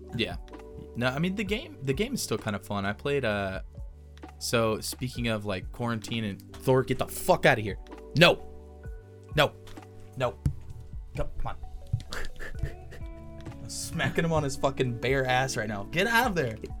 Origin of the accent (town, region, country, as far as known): Texas, United States